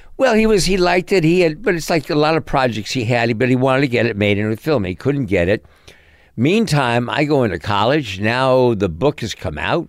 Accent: New York City, New York, United States; also born or lived in Connecticut / Hollywood; I grew up in New York City

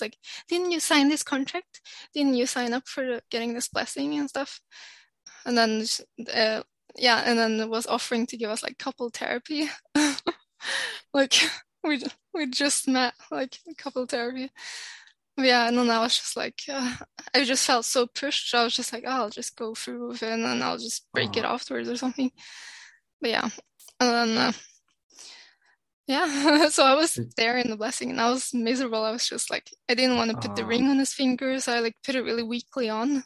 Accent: Oslo, Norway; moved away as an adult; also born or lived in London, United Kingdom; now in North Norway, Norway; I grew up in Oslo, which is very liberal

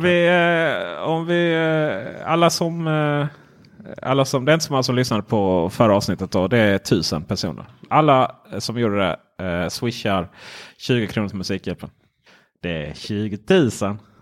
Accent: Ronneby, Blekinge, Sweden; Jag är från Ronneby

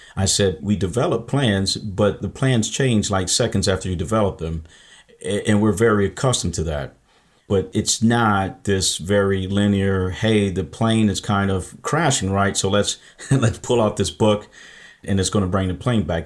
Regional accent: Michigan, United States; I'm from Michigan

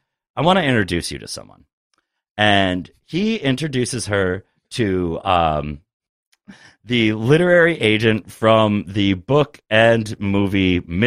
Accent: New York City, New York, United States; I'm from New York City.

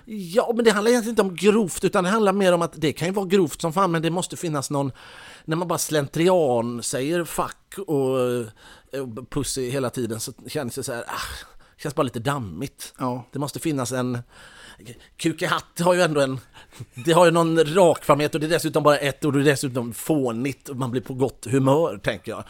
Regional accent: Mölndal, Västra Götaland, Sweden; jag är ju ändå från Mölndal

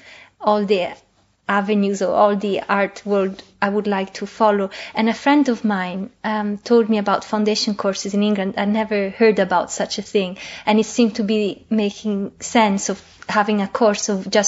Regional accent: Italy; moved away as an adult; now in London, United Kingdom; when I grew up in Italy, it was only a couple of private colleges in Milan

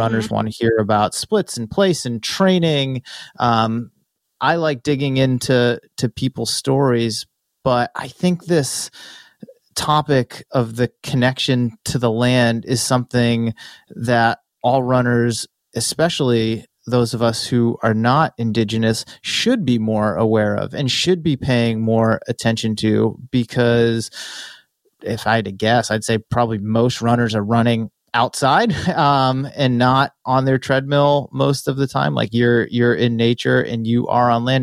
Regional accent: Massachusetts, United States; moved away as an adult; now in California, United States; Growing up in Massachusetts, I drove past the New Balance headquarters on the Mass Pike all the time

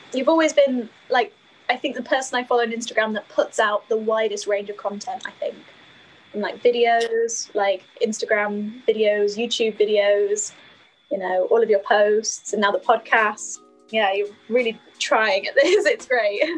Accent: Skipton, Yorkshire and the Humber, United Kingdom; accent: northern lilt; moved away as an adult; now in Durham, United Kingdom; my hometown, Skipton

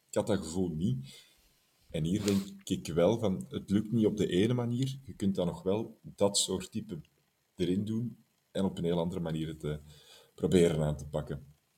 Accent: Belgium; wij als Belgen

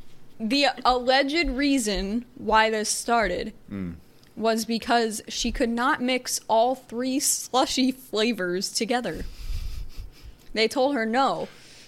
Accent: near Ravenna, Portage County, Ohio, United States; That's real close to my hometown

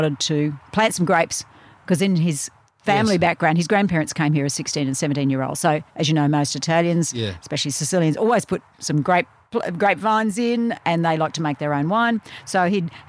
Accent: Brisbane, Queensland, Australia; also born or lived in Childers; I grew up in Brisbane with an Irish-German background

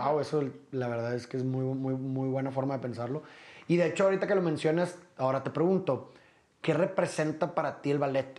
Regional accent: Monterrey, Nuevo León, Mexico; Yo también soy de Monterrey

